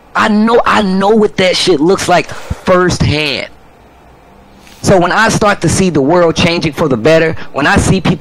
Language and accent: English; St. Louis, Missouri, United States; moved away as an adult; now in California, United States; I come from St. Louis, Missouri